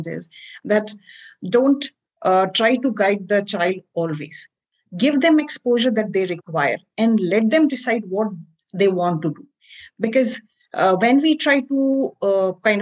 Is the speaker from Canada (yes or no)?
no; India; as Indian parents